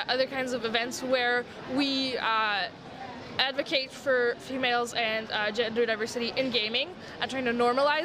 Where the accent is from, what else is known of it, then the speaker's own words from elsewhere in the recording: Montreal, Quebec, Canada; first language French; English is a second language; I'm from Montreal, so my first language is French